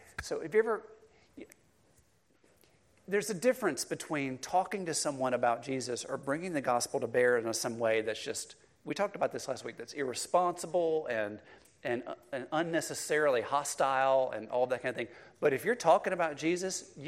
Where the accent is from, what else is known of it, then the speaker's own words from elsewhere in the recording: Cleveland, Mississippi, United States; I grew up in Cleveland, Mississippi, it's a rural community, the flat Mississippi Delta